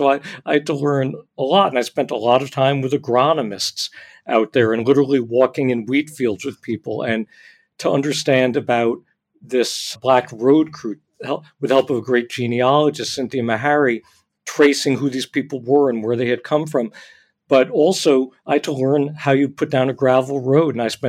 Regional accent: New Jersey, United States; I grew up in New Jersey. I grew up in the land of chemical plants and strip malls.

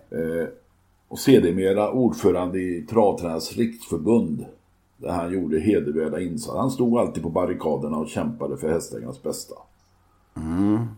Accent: Arvika, Värmland, Sweden; Hur ska de då veta att jag är från Arvika?

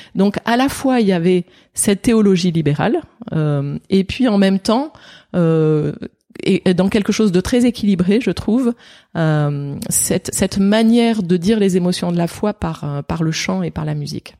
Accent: Saint-Étienne, Auvergne-Rhône-Alpes, France; moved away; j'ai grandi à Saint-Étienne. Je ne suis pas née, mais j'ai grandi à Saint-Étienne.

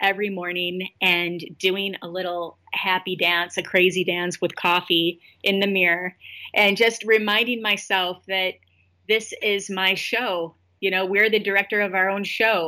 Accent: Flint, Michigan, United States; now in Los Angeles, United States; my hometown of Flint

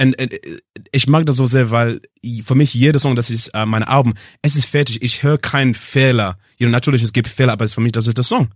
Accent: England, United Kingdom; German is a second language; also born or lived in Zimbabwe; ich bin in Zimbabwe geboren und mit neun Jahren äh, Jahr war ich, äh, habe ich von Zimbabwe zum England gegangen

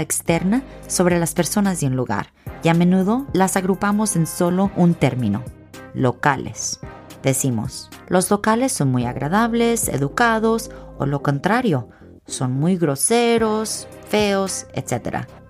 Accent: Hawaii, United States; moved away; soy de Hawái, pero no soy hawaiana

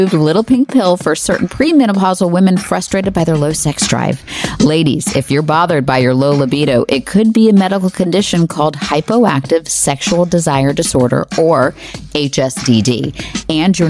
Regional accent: Florida, United States; moved away; I actually did not grow up in North Carolina. I grew up in Florida

